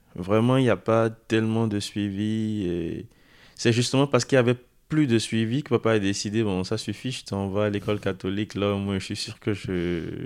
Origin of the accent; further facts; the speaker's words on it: Porto-Novo, Ouémé, Benin; moved away as an adult; now in France; J'ai grandi au Bénin. Je suis arrivé en France euh, le 6 septembre de l'année 2020.